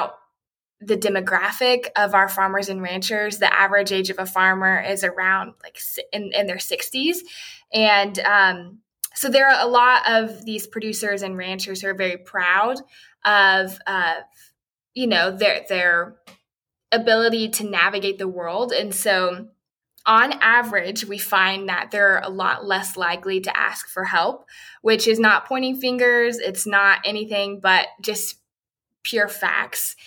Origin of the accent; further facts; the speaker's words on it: Arkansas, United States; I'm from Arkansas.